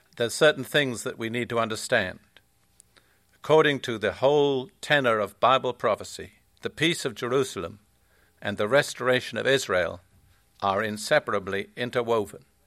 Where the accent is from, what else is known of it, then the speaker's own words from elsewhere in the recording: United Kingdom; also born or lived in Palestine; now in United States; I am British